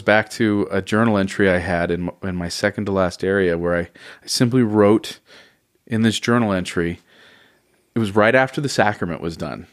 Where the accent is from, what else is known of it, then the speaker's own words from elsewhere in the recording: Oceanside, California, United States; also born or lived in Northridge, Los Angeles, California; we moved down to Oceanside when I was about ten or 11 mm-hmm. and so I kind of call that more my home than Los Angeles